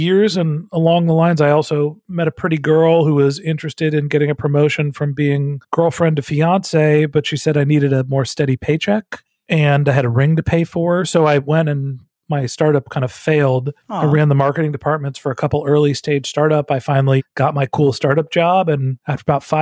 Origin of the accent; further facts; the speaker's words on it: Northern California, United States; moved away as an adult; also born or lived in Texas; I'm from Northern California